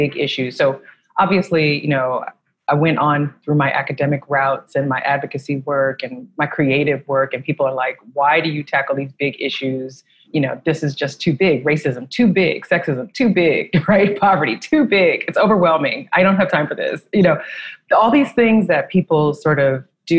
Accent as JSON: {"language": "English", "town": "San Francisco", "region": "California", "country": "United States", "tie": "born or raised there", "said": "I'm from San Francisco, California, and I grew up in a city that's very different than the city it is today"}